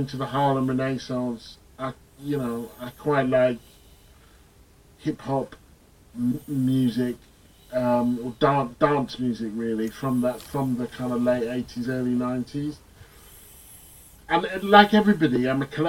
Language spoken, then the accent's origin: English; Stevenage, East of England, United Kingdom; moved away as an adult; also born or lived in Edinburgh; when I grew up in Stevenage